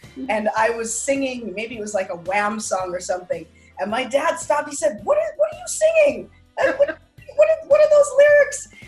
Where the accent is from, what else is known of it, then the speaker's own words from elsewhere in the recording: Regina, Saskatchewan, Canada; I grew up in Regina, Saskatchewan in the church